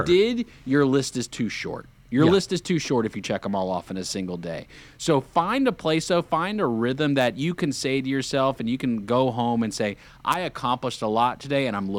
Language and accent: English; North Carolina, United States; some other lifelong friends that I grew up with here in the Lake Norman area